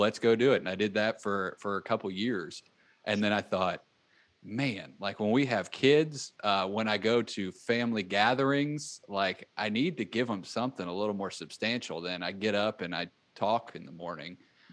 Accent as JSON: {"language": "English", "region": "Florida", "country": "United States", "tie": "born there", "also_born_or_lived": "Texas / Mississippi", "said": "I was born in Florida. I moved to Texas and lived there for a while."}